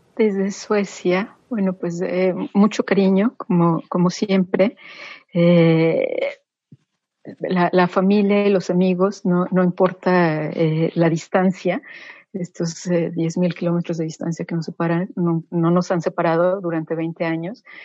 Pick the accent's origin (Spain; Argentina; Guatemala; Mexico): Mexico; moved away; somos mexicanos en el extranjero y somos embajadores de tiempo completo